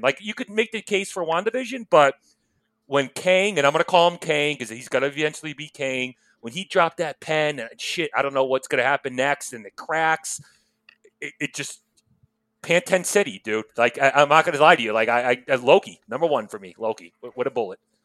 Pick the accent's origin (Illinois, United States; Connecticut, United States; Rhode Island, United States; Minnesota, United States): Connecticut, United States; outside New Haven; where I grew up outside of New Haven, Connecticut, you know, blue collar town